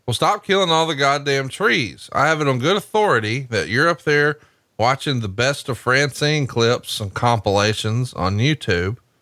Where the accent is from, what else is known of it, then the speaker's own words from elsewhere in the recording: Alabama, United States; Because I'm from Alabama, I can't be cultured